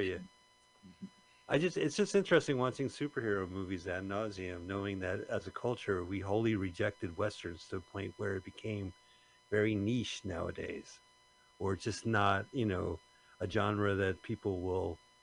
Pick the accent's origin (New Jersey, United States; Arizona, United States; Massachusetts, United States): New Jersey, United States; Montclair; We're from Montclair, New Jersey